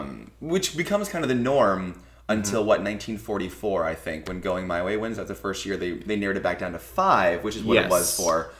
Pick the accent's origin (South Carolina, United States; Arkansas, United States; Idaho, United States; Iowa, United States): Iowa, United States; I grew up in Iowa.